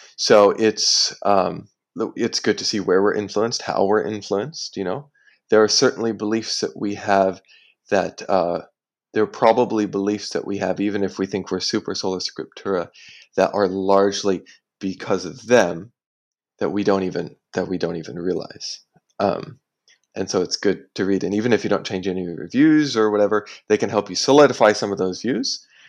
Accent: United States; now in Singapore; I am American.

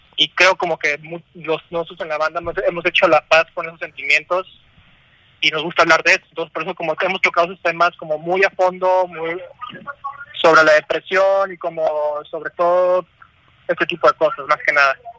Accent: Tijuana, Baja California, Mexico; moved away as an adult; now in Mexico City, Mexico; Vivimos en la Ciudad de México. Somos de Tijuana

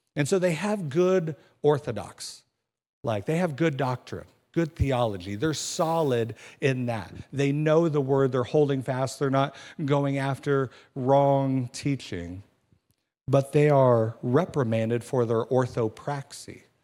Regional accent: Kansas City, United States; moved away; I'm from Kansas City

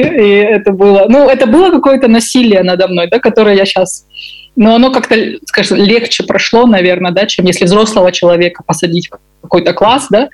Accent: Kazakhstan; я выросла в Казахстане

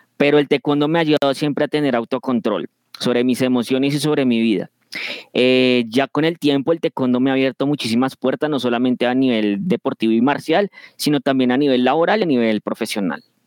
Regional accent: Bogotá, Colombia; now in Funza, Colombia; soy de Colombia, nací en Bogotá y actualmente vivo en el municipio de Funza, en el departamento de Cundinamarca.

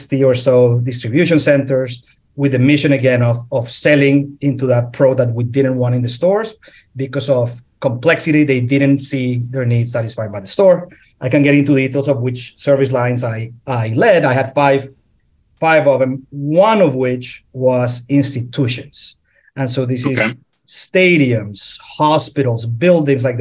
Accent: Colombia; moved away as an adult; also born or lived in Philadelphia; now in Atlanta, United States; I born and raised in Colombia

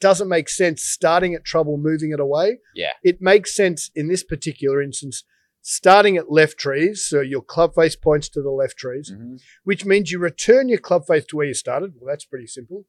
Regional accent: Australia; as an Aussie

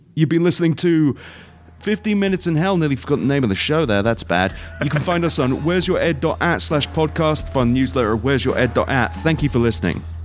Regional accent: England, United Kingdom; now in United States; being British

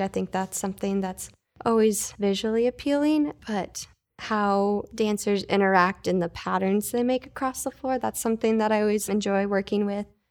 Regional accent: Traverse City, Michigan, United States; moved away as an adult; also born or lived in Oklahoma; now in Fort Wayne, United States; I grew up in Traverse City, Michigan

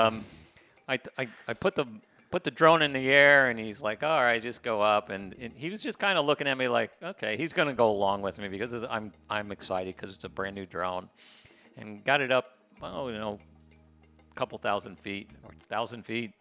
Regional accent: United States; now in Playa del Carmen, Mexico; I just hate saying I'm American

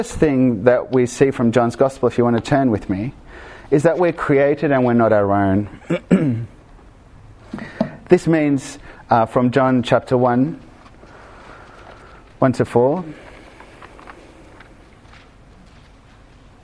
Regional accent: Argentina; moved away; I grew up in Argentina

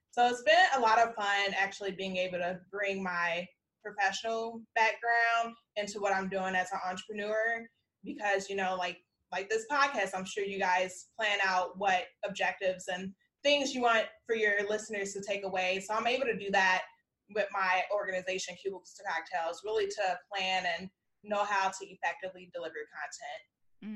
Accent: South Holland, Illinois, United States; moved away as an adult; also born or lived in Washington, D.C.; now in Texas, United States; I'm from Chicagoland because I grew up in South Holland

